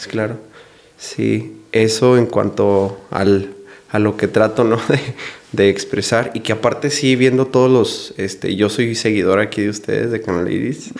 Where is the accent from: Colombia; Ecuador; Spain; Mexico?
Mexico; Delicias, Chihuahua; yo soy originario de Ciudad Delicia, Chihuahua